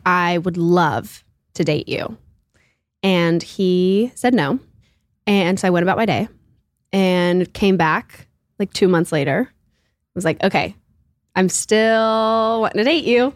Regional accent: Auburn, Alabama, United States; I'm from Auburn, Alabama

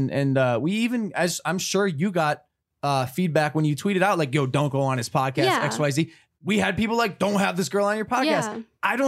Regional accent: Ohio, United States; Mind you, I'm from Ohio and I grew up hunting and I've hunted. I grew up with firearms.

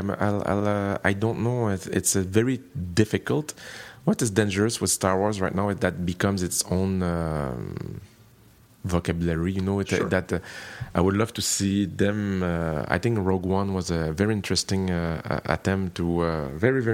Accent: Canada; I'm French Canadian, which means that my culture is European

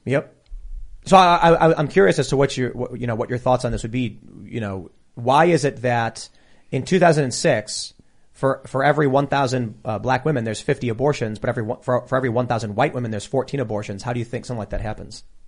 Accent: Chicago, Illinois, United States; in the south side of Chicago, in mixed race areas, in gang territory

